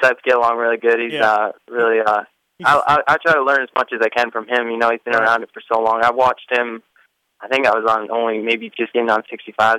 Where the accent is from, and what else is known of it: Canada